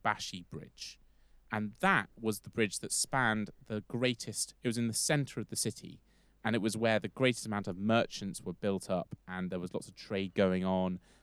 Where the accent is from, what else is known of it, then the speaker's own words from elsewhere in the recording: London, United Kingdom; London, because I'm from there